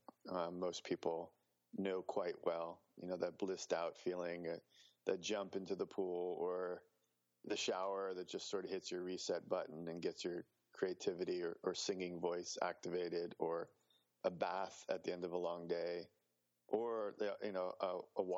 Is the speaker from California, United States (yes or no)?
no; New Jersey, United States; moved away; also born or lived in New York City / Chicago / Indiana; I grew up on the East Coast. I was born in New York City, grew up in New Jersey. Then we moved to Chicago.